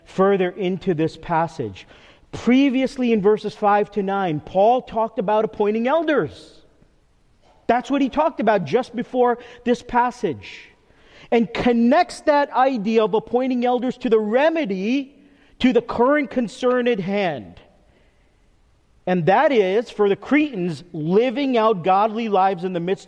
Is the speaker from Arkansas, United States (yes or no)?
no; Teaneck, New Jersey, United States; moved away as an adult; also born or lived in Texas; my parents' house, which was next door, the house I grew up in. So it's 2 driveways, 2 sidewalks, and our neighbor, who is a man that's like a dad to me, who I grew up with all my growing up years on Pomander Walk in Teaneck, New Jersey